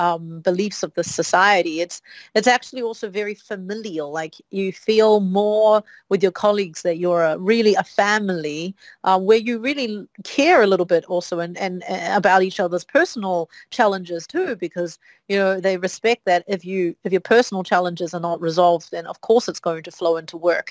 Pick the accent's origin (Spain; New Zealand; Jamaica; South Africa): New Zealand; moved away as an adult; now in Shanghai, China; I come from New Zealand. New Zealand has, I think, now 5 million people. 4 million was the number when I was a kid